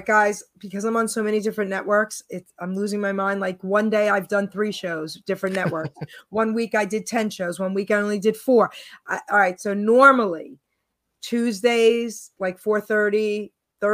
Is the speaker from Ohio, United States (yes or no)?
no; New York, United States; now in New Jersey, United States; I was born and raised in New York.